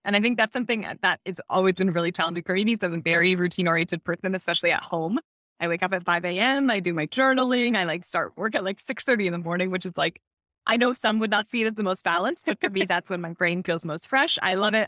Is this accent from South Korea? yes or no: no; Canada; moved away as an adult; also born or lived in Hamilton, Ontario; we're originally from Canada, like, we started our business in Hamilton, which is small town outside of Toronto